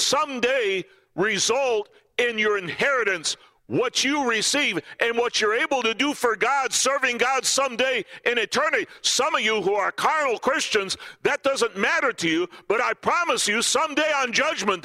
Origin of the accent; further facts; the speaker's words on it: southern Minnesota, United States; moved away; I'm from the South. I was born in southern Minnesota